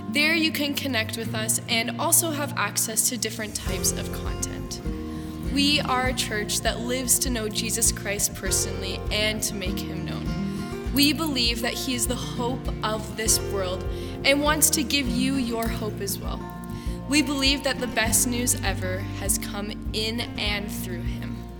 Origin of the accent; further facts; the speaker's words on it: Canada; as a Canadian